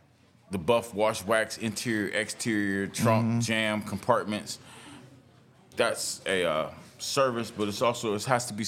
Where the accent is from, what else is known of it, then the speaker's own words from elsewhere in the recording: Youngstown, Ohio, United States; now in Cartersville, United States; You know, I'm from Ohio. I'm from Youngstown, Ohio.